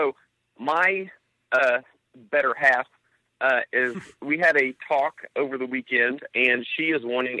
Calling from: Franklin, Indiana, United States; Oh, I am in Franklin, Indiana.

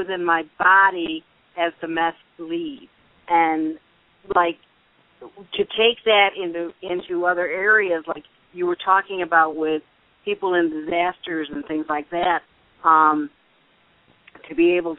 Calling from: Florida, United States; I'm calling from Florida.

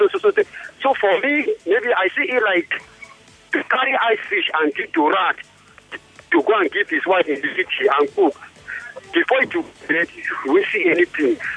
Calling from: Ibafo, Ogun State, Nigeria; I'm calling from Ogun State, Ibafo.

